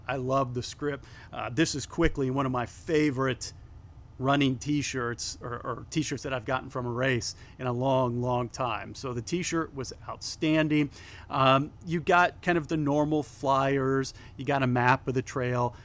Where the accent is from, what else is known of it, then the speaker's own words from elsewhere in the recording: Fort Wayne, Indiana, United States; my hometown trail